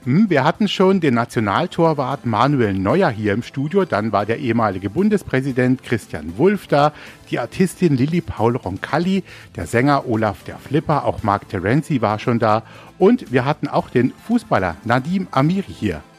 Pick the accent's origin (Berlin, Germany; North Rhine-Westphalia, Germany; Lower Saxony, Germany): North Rhine-Westphalia, Germany; Ruhr area; Im Ruhrgebiet, wo ich aufgewachsen bin